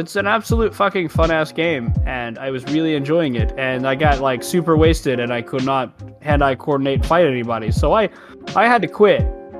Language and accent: English; United States; As an American, we just get free internet. We just get free TV by hooking up the cable to the bot, like to the fucking wall.